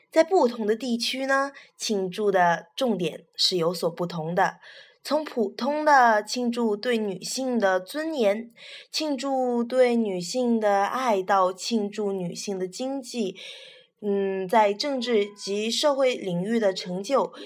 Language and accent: Chinese; China; 我们是中国人嘛